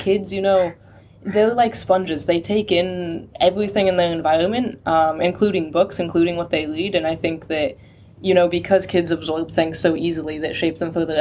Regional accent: California, United States; moved away; I'm from America. I'm from California. Yeah, far north in California.

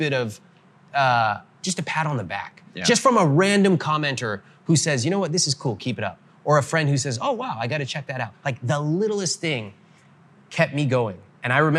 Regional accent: Northern California, United States; born or raised there

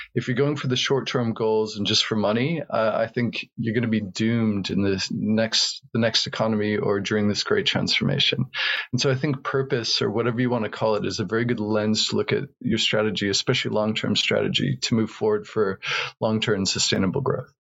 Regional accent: rural New Mexico, United States; I was born in New Mexico, in rural New Mexico, in the United States

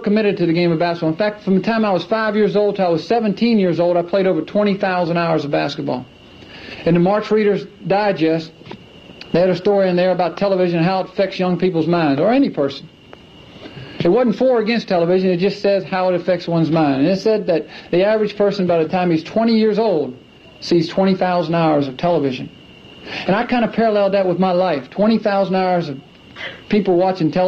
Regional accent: Clemson, South Carolina, United States; I grew up in Clemson, South Carolina

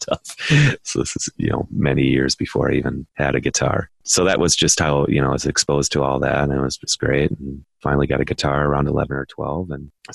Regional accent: Philadelphia, Pennsylvania, United States; now in Milwaukee, United States; I'm actually from Philadelphia, but we ended up settling in Milwaukee.

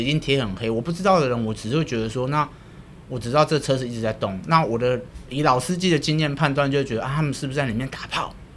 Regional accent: Taiwan; 我们台湾人

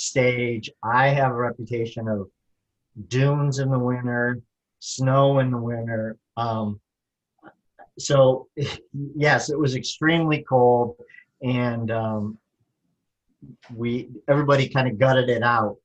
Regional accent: Michigan, United States; We're from Michigan

